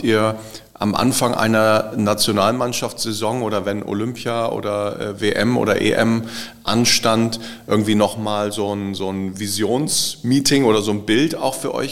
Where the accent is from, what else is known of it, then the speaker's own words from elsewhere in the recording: Bremen, Germany; Und äh, als Bremer, wir saßen dann irgendwie dazwischen.